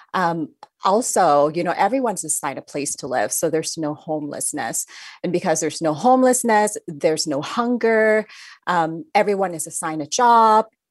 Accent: Thailand; moved away; I grew up in Thailand

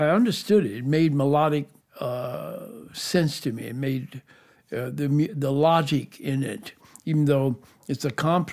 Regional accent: Detroit, Michigan, United States; also born or lived in Joplin, Missouri; After that, I moved to Detroit with my mom.

